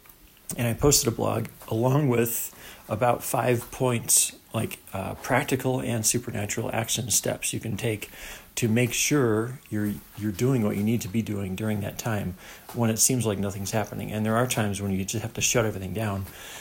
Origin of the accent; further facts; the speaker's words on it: New York, United States; moved away as an adult; I left my home state of New York, which I've been living for a few years, and moved out west thinking that everything was supposed to start happening.